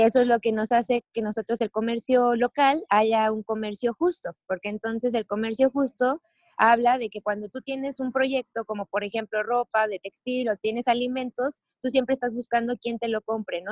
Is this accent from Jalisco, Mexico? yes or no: yes; Jalisco, Mexico; also born or lived in Tulum; Jalisco pues es donde yo nací